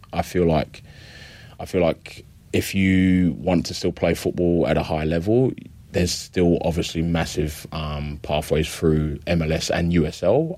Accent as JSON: {"language": "English", "region": "London", "country": "United Kingdom", "tie": "born or raised there", "also_born_or_lived": "Adelaide, Australia", "moved": "yes", "lives_now": "Victoria, Australia", "said": "I grew up in London, England. Um, central London"}